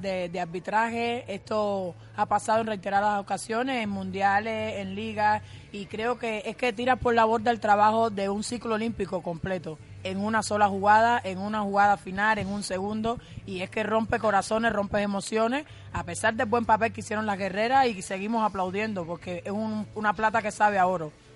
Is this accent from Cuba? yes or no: yes; Cuba; las cubanas somos atrevidas